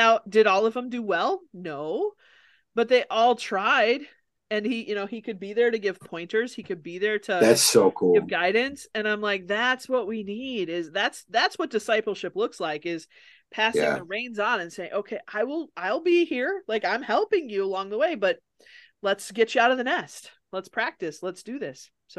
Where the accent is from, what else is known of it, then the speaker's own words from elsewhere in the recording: near Mankato, Minnesota, United States; I'm not from Mankato, but from close to there.